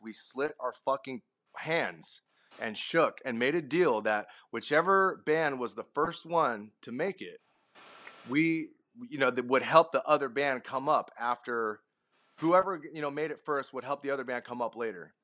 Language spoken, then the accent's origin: English; Sacramento, California, United States; we're from Sacto.